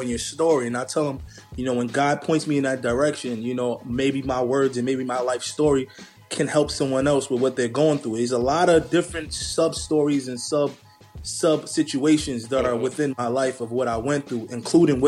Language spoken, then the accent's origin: English; New York City, New York, United States; growing up in the Bronx, I grew up with not a lot